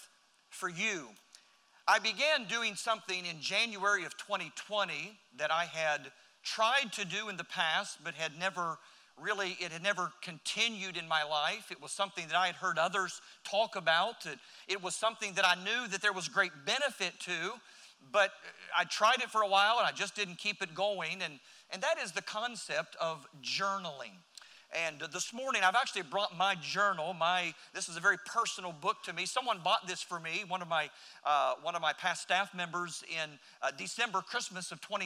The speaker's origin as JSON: {"language": "English", "region": "Florida", "country": "United States", "moved": "yes", "said": "I was from Florida"}